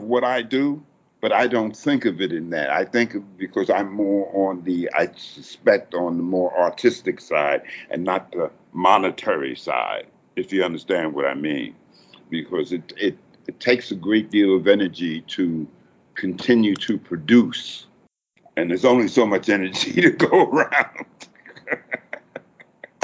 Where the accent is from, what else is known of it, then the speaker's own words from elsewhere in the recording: New York, United States; moved away as an adult; now in Halifax, Canada; I'm from New York